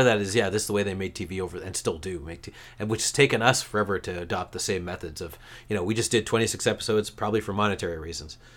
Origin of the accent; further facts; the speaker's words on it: Canada; as a Canadian